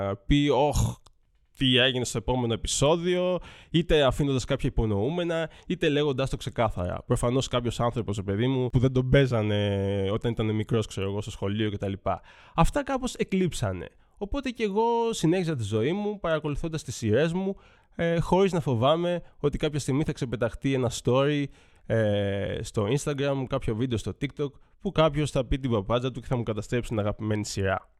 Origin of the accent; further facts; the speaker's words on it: Athens, Attica, Greece; τα 39 χρόνια τη ζωή μου τα έχω περάσει όλα στην Αθήνα. Γεννήθηκα στα Πετράλωνα, μεγάλωσα στου Αμπελόκηπους